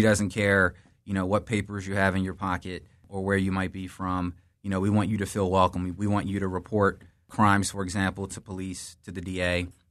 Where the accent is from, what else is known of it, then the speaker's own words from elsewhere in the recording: Philadelphia, Pennsylvania, United States; I was uh, born in North Philly, lived there in my early childhood, and then moved to West Philly whole family's in Philly